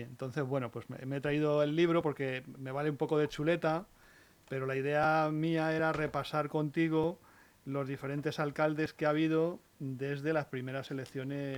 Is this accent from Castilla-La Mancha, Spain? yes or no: yes; La Guardia, Castilla-La Mancha, Spain; moved away; yo soy, manchego